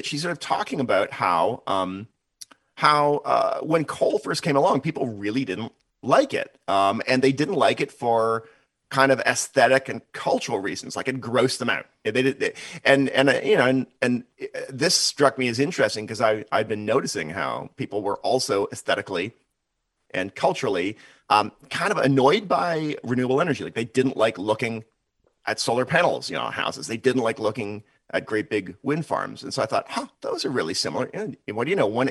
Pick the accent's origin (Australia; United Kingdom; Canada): Canada; now in United States; I'm originally Canadian